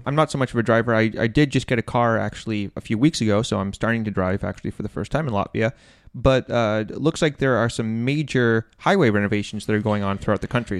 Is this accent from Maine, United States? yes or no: yes; Maine, United States; moved away; from my hometown